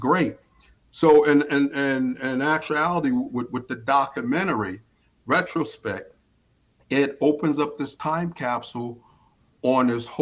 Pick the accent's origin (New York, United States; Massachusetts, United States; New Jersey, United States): New York, United States; New York City; now in Pennsylvania, United States; I'm in Pennsylvania, but I'm originally from New York City